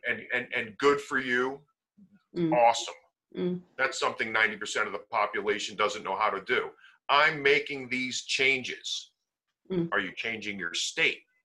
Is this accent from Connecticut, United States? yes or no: yes; Connecticut, United States; also born or lived in Las Vegas, Nevada; I'm from Connecticut, I'm from the East Coast. It looked like it was a better opportunity and a better situation if we came back um, to Connecticut